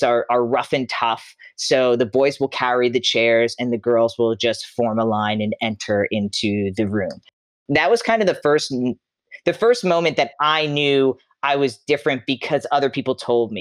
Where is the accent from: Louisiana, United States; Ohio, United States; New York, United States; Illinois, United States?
New York, United States; Long Island; moved away as an adult; I grew up in Long Island, New York, Suffolk County. I lived there till I was 22 years old